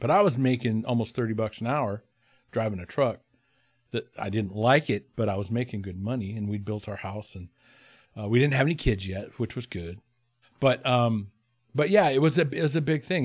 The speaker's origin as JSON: {"language": "English", "town": "Haines", "region": "Alaska", "country": "United States", "tie": "born or raised there", "said": "in my hometown of Haynes"}